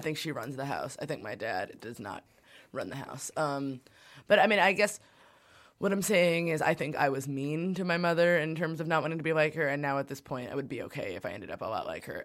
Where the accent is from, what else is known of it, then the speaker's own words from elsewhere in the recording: New York City, New York, United States; I grew up in Brooklyn